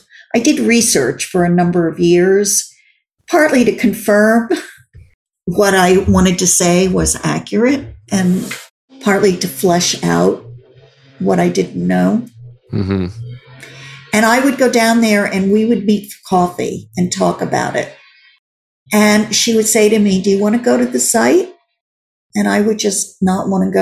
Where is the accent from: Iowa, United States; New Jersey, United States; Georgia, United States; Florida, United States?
New Jersey, United States; Glen Rock; also born or lived in New York City, United States; now in Los Angeles, United States; I grew up in Bergen County, in a small town there